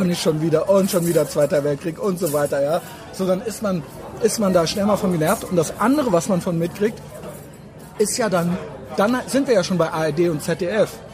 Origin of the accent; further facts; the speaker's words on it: Germany; ich bin auch Deutscher